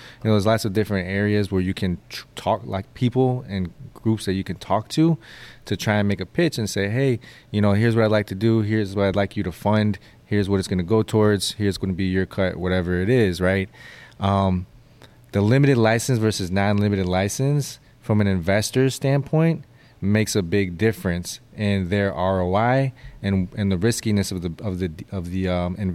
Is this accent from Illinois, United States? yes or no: yes; Illinois, United States; this is my home state. This is where I'm from